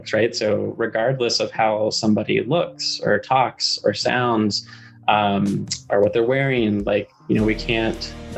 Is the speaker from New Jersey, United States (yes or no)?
no; North Carolina, United States; I grew up in North Carolina